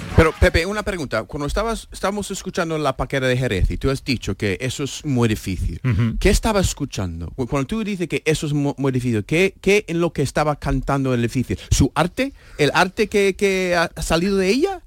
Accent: United States; moved away

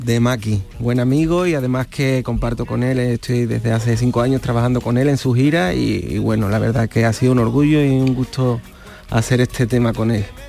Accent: Trigueros, Andalusia, Spain; moved away as an adult; now in Utrera, Spain; Yo soy de triguero

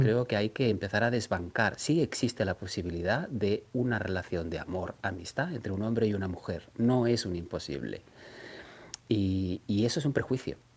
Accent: Catalonia, Spain; siendo catalán

